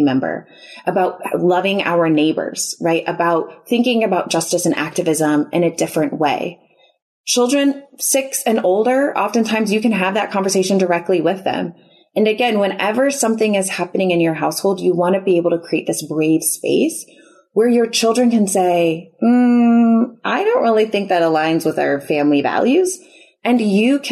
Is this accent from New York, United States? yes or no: no; Chicago, Illinois, United States; now in Houston, United States; we're originally from the Chicago area